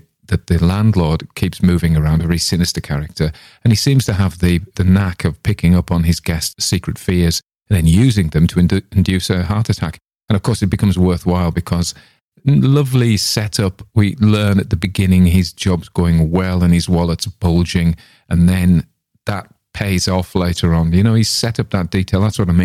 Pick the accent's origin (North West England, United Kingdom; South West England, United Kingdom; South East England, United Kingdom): North West England, United Kingdom; Cumberland; we're from Cumberland, as it was, the furthest northwest county in England